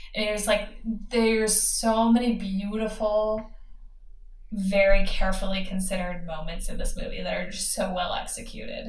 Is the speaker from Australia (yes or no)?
no; United States; as an American